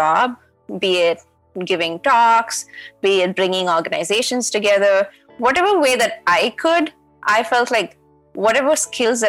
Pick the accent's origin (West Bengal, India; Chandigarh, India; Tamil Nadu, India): Tamil Nadu, India; Chennai; moved away as an adult; also born or lived in Bangalore; I'm from Chennai